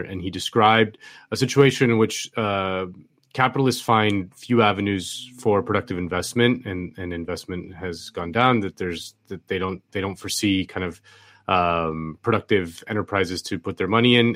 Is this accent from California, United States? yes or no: no; Miami, Florida, United States; I'm from Miami